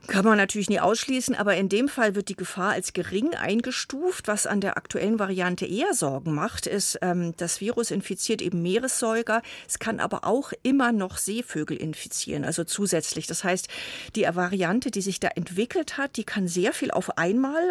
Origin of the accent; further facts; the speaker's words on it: Germany; bei uns in Deutschland